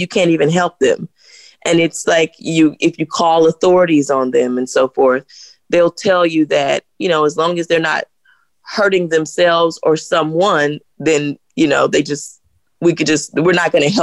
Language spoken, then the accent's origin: English; the South, United States; I grew up in the South